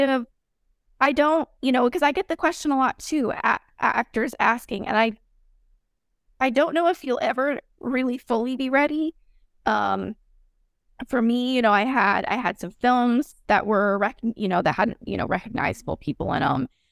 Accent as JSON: {"language": "English", "region": "Texas", "country": "United States", "also_born_or_lived": "Florida", "moved": "yes", "said": "I'm from Texas originally"}